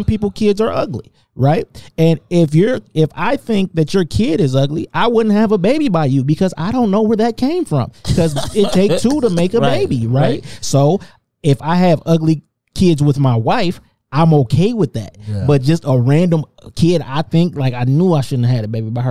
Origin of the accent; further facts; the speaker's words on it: Taylor, United States; I grew up around motherfuckers in Taylor.